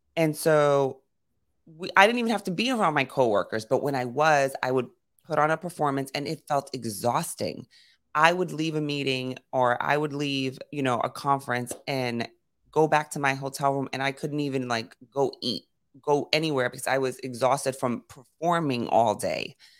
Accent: New York City, New York, United States; I grew up in Brooklyn and Queens

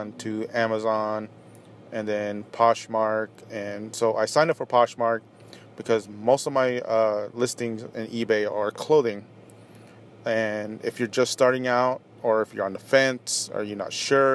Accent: Orange County, Southern California, United States; moved away as an adult; also born or lived in Apple Valley, California; now in Las Vegas, United States; I grew up in Southern California. Grew up in Orange County.

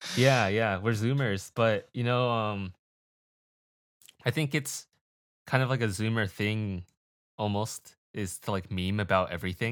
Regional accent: United States; I'm Asian American

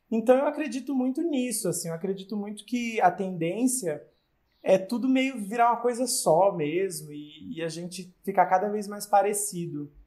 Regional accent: Acre, Brazil; also born or lived in Rio Grande do Norte; lá no Acre, né, é onde eu cresci

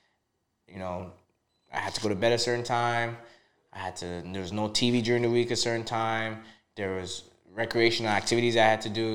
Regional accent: Toronto, Ontario, Canada; also born or lived in Trinidad and Tobago; I was born in Trinidad and Tobago. Okay. I immigrated here in 92, 93, not too sure, but I was six years old at the time. You know, I grew up in the Little Jamaica area. My parents immigrated to Eglinton West in Toronto.

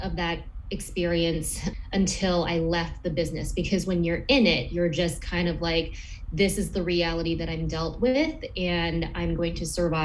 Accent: Los Angeles, California, United States; moved away; also born or lived in Detroit / Ann Arbor / Flint / Elmira, New York; I'm from Los Angeles originally

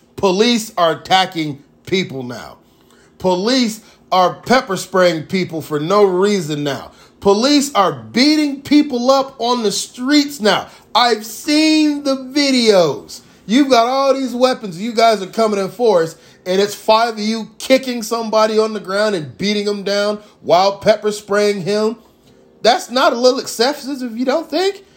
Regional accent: United States; as an American

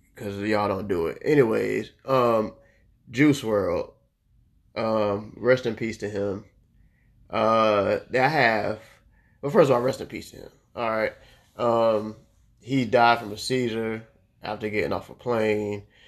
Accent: Orlando, Florida, United States; I grew up in Orlando

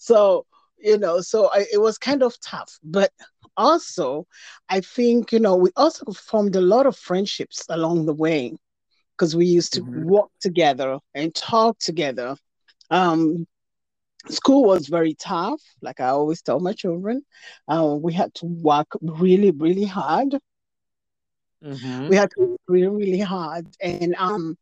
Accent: Nairobi, Kenya; moved away as an adult; now in United States; I was raised in Jericho

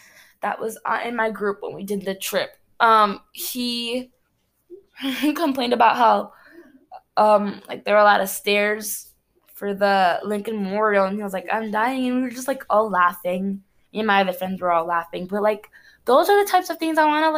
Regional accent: Cameroon; moved away; Cameroon, I'm from Cameroon in Africa

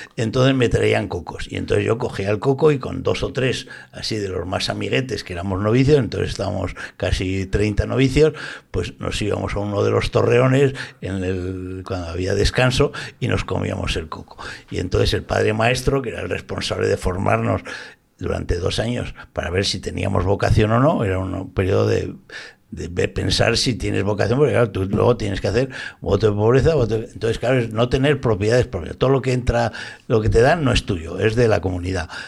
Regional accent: Zaragoza, Aragon, Spain; born or raised there; now in Valencia, Spain

